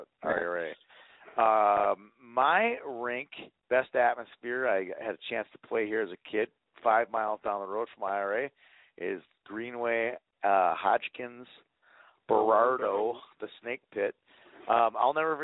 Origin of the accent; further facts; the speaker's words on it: Minneapolis, Minnesota, United States; I'm a Minneapolis kid